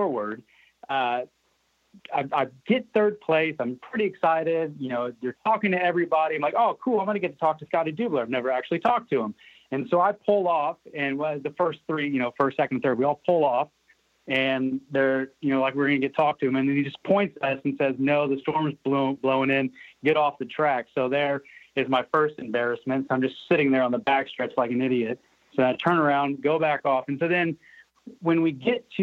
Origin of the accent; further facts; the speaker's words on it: Springfield, Illinois, United States; I grew up in Springfield, Illinois